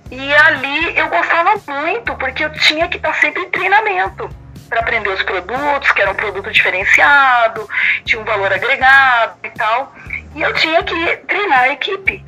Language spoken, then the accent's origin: Portuguese; Campinas, São Paulo, Brazil; moved away as an adult; also born or lived in São Carlos, Brazil; now in Naples, Italy; eu sou de Campinas, do interior de São Paulo. É. praticamente cresci ali